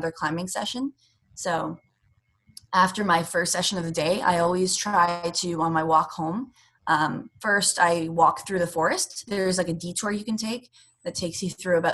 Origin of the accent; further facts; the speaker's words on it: Canada; I'm not American. And when you're a Canadian competing in America